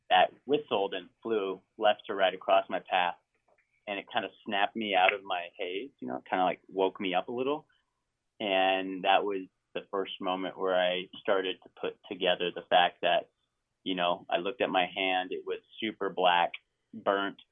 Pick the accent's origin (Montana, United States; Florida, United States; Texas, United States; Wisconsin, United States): Montana, United States; that's Region Three, and that's where I grew up. I mean, that is where I grew up, uh-huh. legitimately uh-huh. where I grew up in Montana